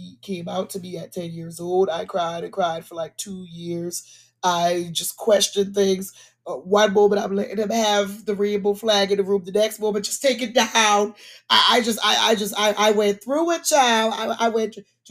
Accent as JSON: {"language": "English", "town": "Charleston", "region": "South Carolina", "country": "United States", "tie": "born or raised there", "moved": "as an adult", "lives_now": "Atlanta, United States", "said": "Being a South Carolinian born and raised in Charleston"}